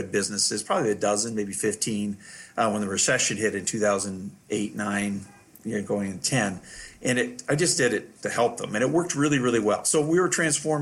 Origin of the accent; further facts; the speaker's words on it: Canada; moved away as an adult; now in United States; as a Canadian physician coming here with my wife, who's a family physician